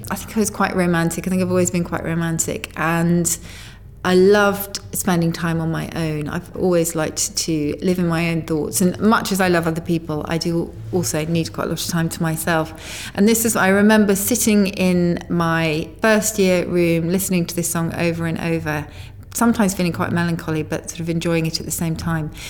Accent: United Kingdom; I mean, I think as a British person in New York or in America, you have a slight privilege in that you know it's a cliche, but people genuinely do love the way you talk

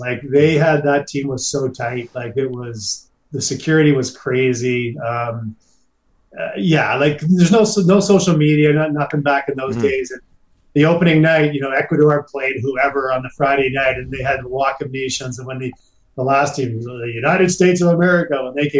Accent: Canada; We're all from Canada

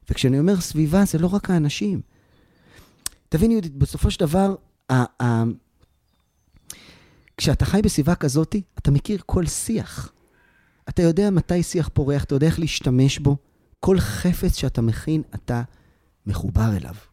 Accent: Tel Aviv, Tel Aviv District, Israel; כשאני הייתי ילד, אני גדלתי בתל אביב. ואנחנו היינו משחקים אה, ברחוב, והיינו באים לבתים אחד של השני.

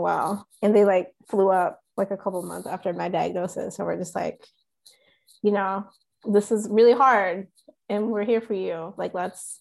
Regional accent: Goldsboro, North Carolina, United States; also born or lived in Chapel Hill, North Carolina; We're from a town called Goldsboro

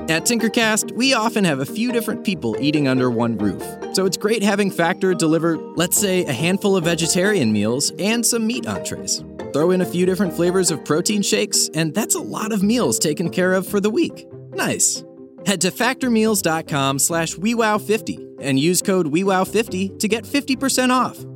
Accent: Cedar Rapids, Iowa, United States; I'm from Cedar Rapids, Iowa

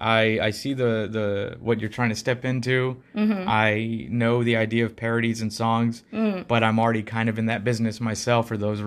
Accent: India; English is a second language; I'm from India, and back then I still hadn't traveled to Europe.

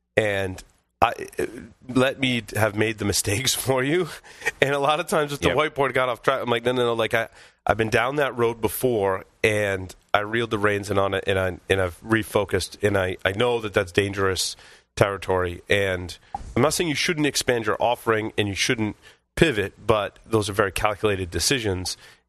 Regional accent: Northeast, United States; We're from the Northeast.

